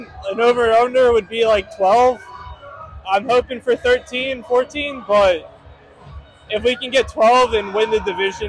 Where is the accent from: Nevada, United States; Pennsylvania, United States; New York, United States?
Pennsylvania, United States; Souderton; We're from Souderton, PA.